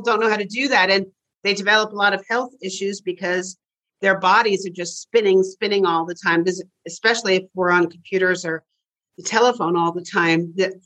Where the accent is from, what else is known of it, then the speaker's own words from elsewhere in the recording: Bronxville, New York, United States; I grew up outside of New York City.